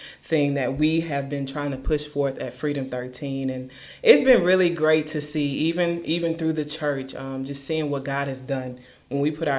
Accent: Lecompte, Louisiana, United States; moved away as an adult; also born or lived in Ruston, Louisiana; I'm originally from LeCount, Louisiana

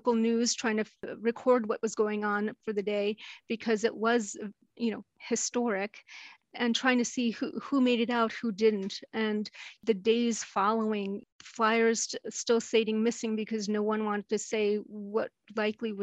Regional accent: New York City, New York, United States; I grew up in New York City, Manhattan area

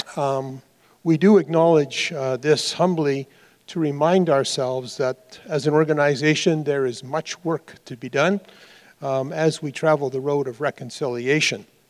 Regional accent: Dundas, Ontario, Canada; moved away; Dundas, for those of you who've never been, is the most beautiful little town in the entire country. It's my hometown.

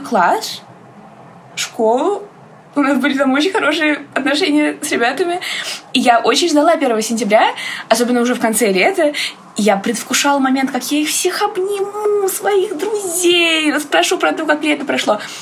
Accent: Moscow, Russia; Я из Москвы, мне 17 лет.

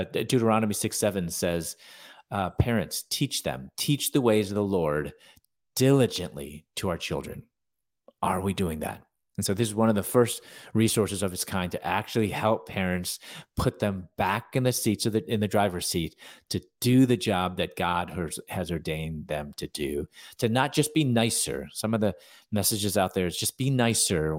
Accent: Chicago, Illinois, United States; moved away as an adult; also born or lived in Louisville, Kentucky / Atlanta, Georgia; I'm from Chicago. I w, I was born there.

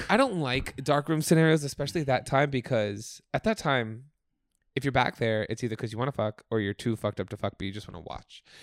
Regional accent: Oakland, New Jersey, United States; moved away; in my hometown of Oakland, New Jersey, which I just revisited

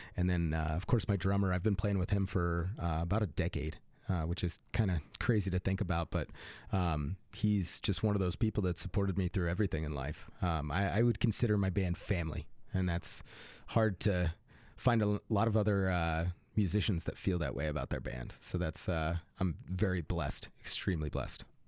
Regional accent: Fort Collins, Colorado, United States; moved away; also born or lived in Austin; I grew up in Fort Collins

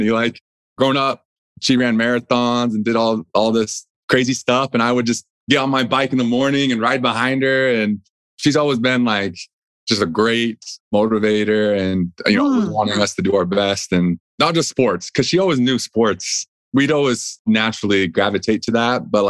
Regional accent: New Jersey, United States; born there; And then I was born out there in New Jersey

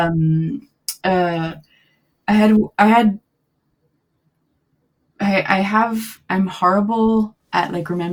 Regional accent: Miami, Florida, United States; moved away as an adult; also born or lived in Gainesville, Florida; now in Los Angeles, United States; growing up in Miami

